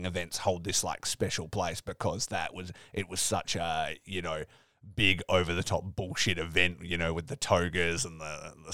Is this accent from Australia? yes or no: yes; Australia; growing up in Australia